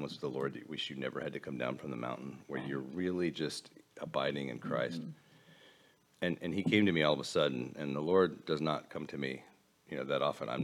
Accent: United States; now in Colorado, United States; I'm an American

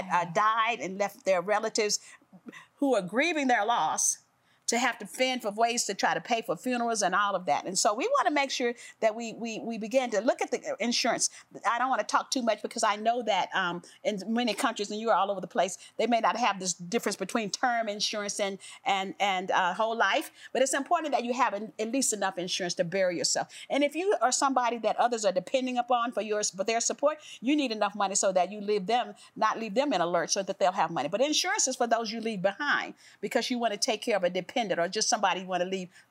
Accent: the South, United States; I grew up in the South

